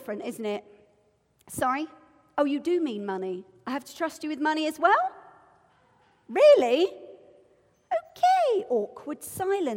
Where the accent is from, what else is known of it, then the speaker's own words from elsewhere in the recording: United Kingdom; I'm British.